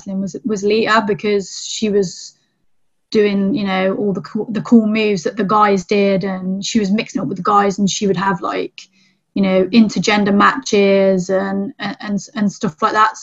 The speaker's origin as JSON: {"language": "English", "region": "England", "country": "United Kingdom", "said": "English female wrestler"}